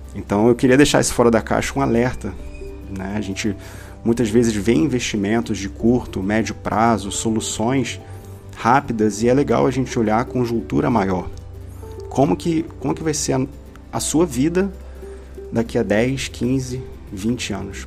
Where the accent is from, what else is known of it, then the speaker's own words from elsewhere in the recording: Brazil; aqui como brasileiros